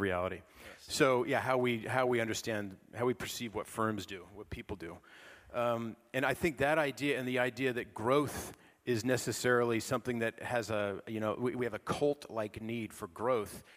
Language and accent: English; California, United States; I'm from California